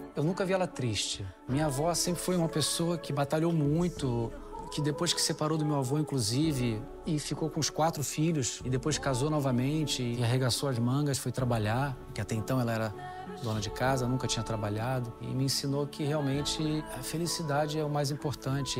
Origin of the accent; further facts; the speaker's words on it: Rio de Janeiro, Brazil; moved away as an adult; also born or lived in Japan; now in Italy; Carioca, nascido e criado no Rio de Janeiro, porém, de origem de descendência italiana